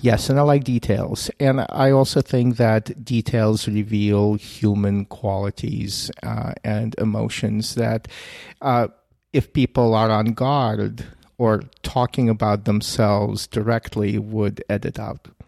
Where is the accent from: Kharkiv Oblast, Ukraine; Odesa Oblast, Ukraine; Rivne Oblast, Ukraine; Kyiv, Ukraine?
Kyiv, Ukraine; moved away; I'm a Russian speaker originally from Kiev.